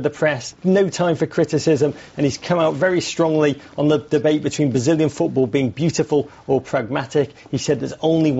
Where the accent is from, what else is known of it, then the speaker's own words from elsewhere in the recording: England, United Kingdom; as an Englishman.